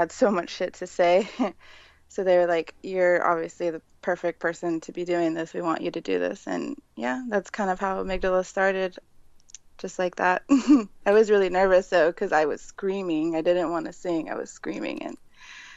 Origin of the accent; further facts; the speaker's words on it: San Antonio, Texas, United States; I grew up in San Antonio. I still live here currently, San Antonio, Texas